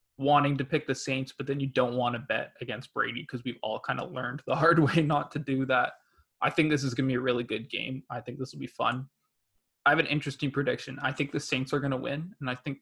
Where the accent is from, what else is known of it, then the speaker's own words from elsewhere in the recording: Canada; also born or lived in Toronto, Ontario; as a Canadian hockey fan